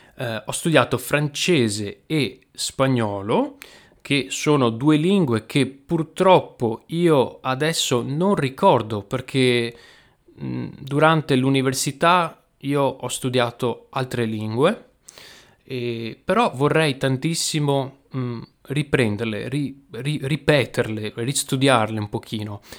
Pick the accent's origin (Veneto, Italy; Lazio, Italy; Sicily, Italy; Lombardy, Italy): Veneto, Italy; accent: Venetian dialect; nel mio dialetto, che è il dialetto veneto